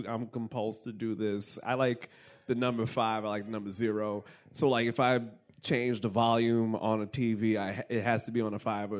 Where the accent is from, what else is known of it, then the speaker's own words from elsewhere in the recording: Jamaica; But also, so yeah, because I'm Jamaican.